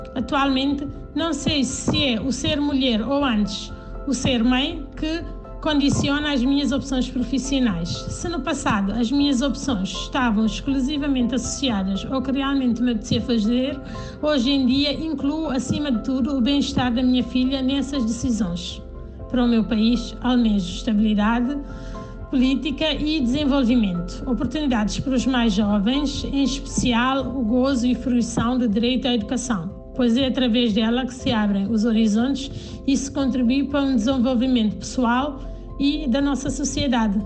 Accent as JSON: {"language": "Portuguese", "town": "Canchungo", "region": "Cacheu", "country": "Guinea-Bissau", "tie": "born or raised there", "said": "nasci em Canchungo, na Guiné-Bissau"}